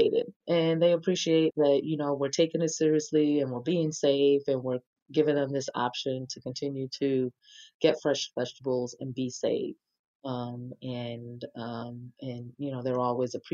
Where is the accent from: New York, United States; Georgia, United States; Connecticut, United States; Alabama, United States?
New York, United States; now in Atlanta, United States; I'm from New York